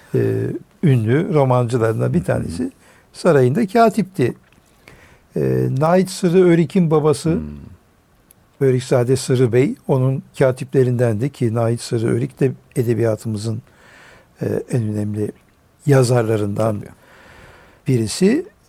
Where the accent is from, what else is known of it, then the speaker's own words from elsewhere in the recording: Urfa, Şanlıurfa, Turkey; ben memleketim Urfa